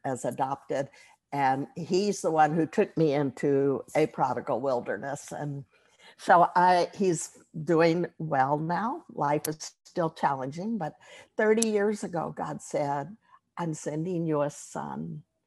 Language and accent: English; Texas, United States; moved away; I'm from Texas, and even though I haven't lived there for most of my life, being born there and grown up, growing up there.